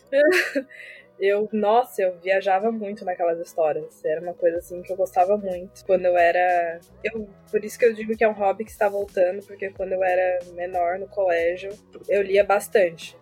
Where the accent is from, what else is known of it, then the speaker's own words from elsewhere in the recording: Florianópolis, Santa Catarina, Brazil; Sou manezinha também, pirãozinho, tainha